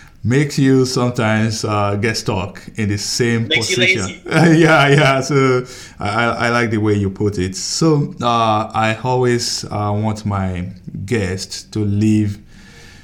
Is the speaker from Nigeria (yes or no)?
yes; Nigeria; now in United States; I'm from, I came from Nigeria